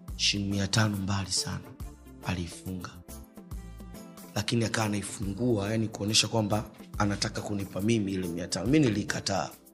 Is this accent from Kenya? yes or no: no; Dar es Salaam, Tanzania; Mi nimezaliwa hospitali ya Amana